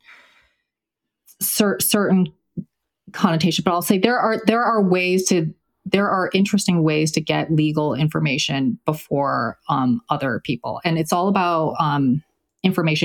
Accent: China; moved away; I was born in China, I speak Mandarin

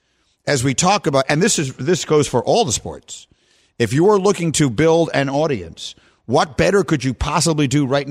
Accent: New York City, New York, United States; moved away as an adult; also born or lived in Evanston, Illinois; I grew up in New York City. I was as New York a kid as you could possibly be.

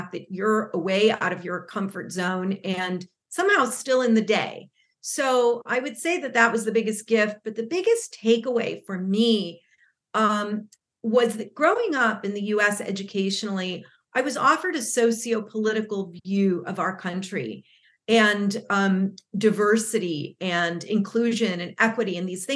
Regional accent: Los Angeles, California, United States; first language Spanish; English is a second language; also born or lived in Argentina; I was born in Los Angeles, California, but was back and forth between Los Angeles and Argentina, where my family is from originally, and emigrated to the U.S. So Spanish was definitely my first language.

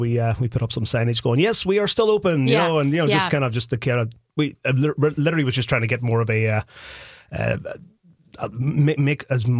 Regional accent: Ireland; now in Minnesota, United States; Even though I grew up in Ireland, I have blonde hair and blue eyes, so I think there's a little Viking blood flowing through me here.

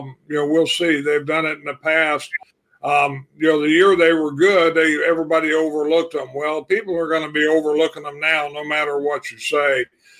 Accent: Illinois, United States; I grew up in Illinois there

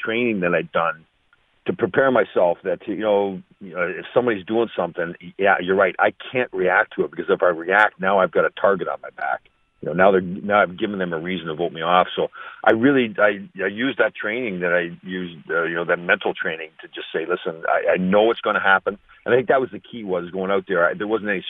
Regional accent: Canada; growing up in Canada and playing hockey

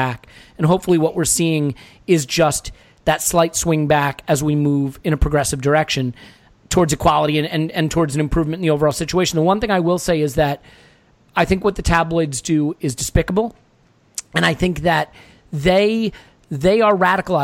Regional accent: United States; as an American

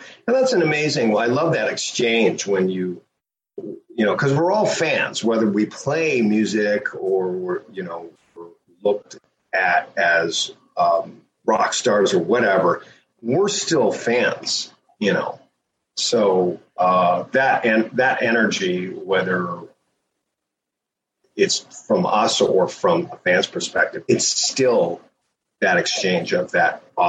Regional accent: Toronto, Ontario, Canada; I grew up in Toronto.

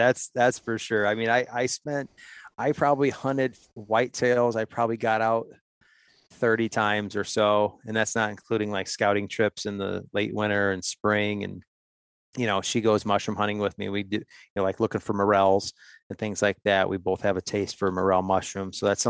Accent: Ohio, United States; I'm just an Ohio guy, 45 years old, born and raised in Ohio. Grew up in a hunting family.

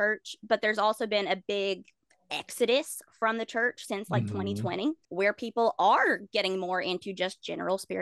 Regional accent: the Bible Belt, United States; I grew up in the Bible Belt

